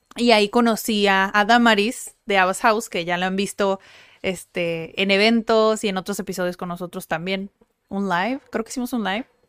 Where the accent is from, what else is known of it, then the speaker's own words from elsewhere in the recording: Tijuana, Baja California, Mexico; Sí, somos de Tijuana, nacimos en Tijuana, crecimos en Tijuana, no estudiamos en otro lugar.